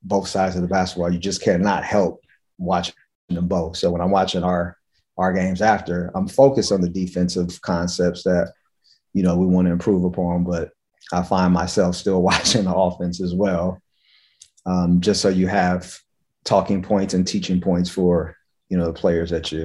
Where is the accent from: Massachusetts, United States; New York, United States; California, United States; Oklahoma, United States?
California, United States; Los Angeles; moved away as an adult; now in Charlotte, United States; I'm originally from the West Coast, from Los Angeles